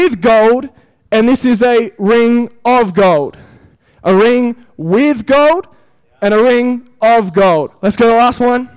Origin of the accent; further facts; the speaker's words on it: Perth, Western Australia, Australia; moved away as an adult; also born or lived in Europe; now in Melbourne, Australia; I grew up in Perth